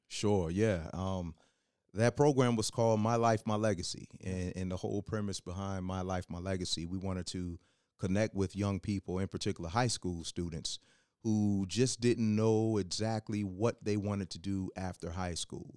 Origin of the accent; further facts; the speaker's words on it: Hampton, Virginia, United States; also born or lived in West Coast; I wasn't born in in Hampton, Virginia, but I was raised in Hampton